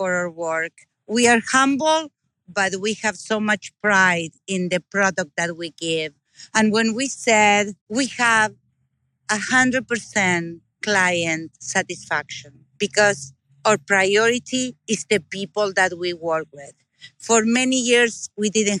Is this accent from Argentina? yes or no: yes; Argentina; moved away as an adult; also born or lived in Iowa, United States; now in Knoxville, United States; I am originally from Argentina, South America. I came to this country 38 years ago with my husband and my kids